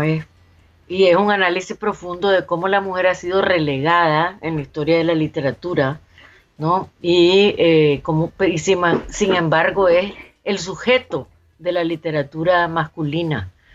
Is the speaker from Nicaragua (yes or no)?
yes; Nicaragua